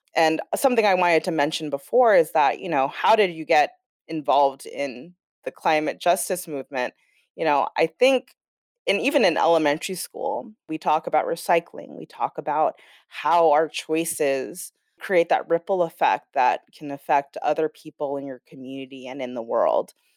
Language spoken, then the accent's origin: English; Los Angeles, California, United States; now in Brooklyn, New York, United States; I'm from Los Angeles, I'm born and raised